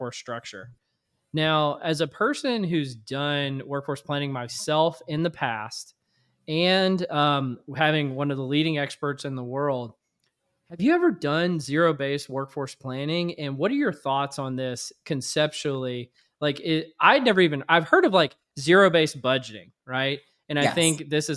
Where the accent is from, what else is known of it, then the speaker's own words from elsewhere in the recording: Louisiana, United States; I grew up in Louisiana